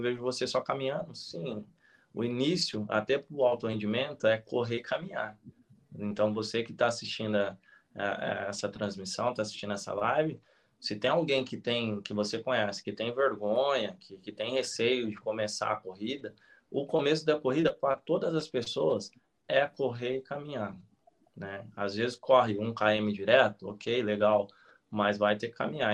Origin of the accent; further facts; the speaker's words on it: Penápolis, São Paulo, Brazil; moved away as an adult; minha terra natal, que é Penápolis, interior de São Paulo, fica 500 quilômetros de São Paulo, onde eu fui criado e saí daqui muito tarde, né? Eu saí daqui com 27 anos.